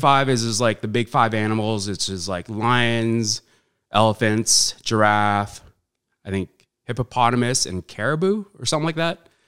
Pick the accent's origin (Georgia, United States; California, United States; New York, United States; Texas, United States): California, United States; Huntington Beach; born or raised there; also born or lived in Saudi Arabia / Philippines